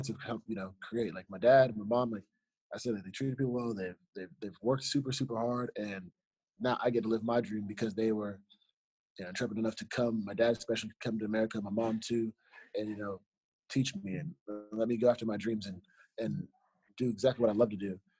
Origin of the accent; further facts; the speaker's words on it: Fort Lauderdale, Florida, United States; I was born in Fort Lauderdale, Florida